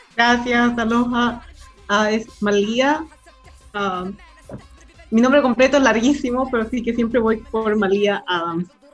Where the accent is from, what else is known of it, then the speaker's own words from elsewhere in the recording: Chile; accent: Chilean; now in Hawaii, United States; Por eso es que hablo español y tengo el acento chileno. Y crecí en Chile con mi madre, ah, pero nací en Hawái.